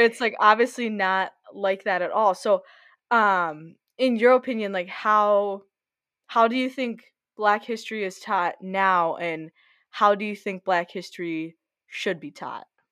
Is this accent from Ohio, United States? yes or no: no; Lakeville, Minnesota, United States; we're both growing up in Lakeville